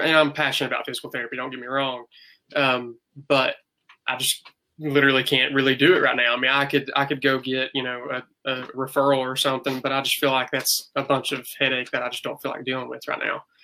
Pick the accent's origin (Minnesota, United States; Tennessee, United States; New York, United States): Tennessee, United States; East; accent: hick; I'm a new grad PT from East Tennessee State University. If you couldn't tell by my hick accent